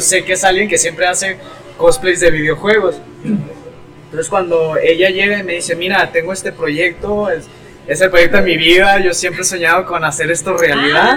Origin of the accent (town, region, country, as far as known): Mexico